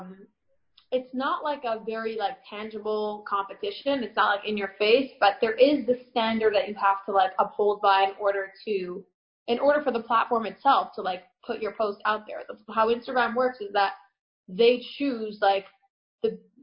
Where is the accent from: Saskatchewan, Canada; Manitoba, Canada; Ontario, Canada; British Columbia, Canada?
Ontario, Canada; Toronto; also born or lived in Paris / Crown Heights / Israel; now in Elizabeth, United States; I was born in Paris. I grew up in Toronto, and I lived in Crown Heights for 3 years, and now I currently live in Jersey.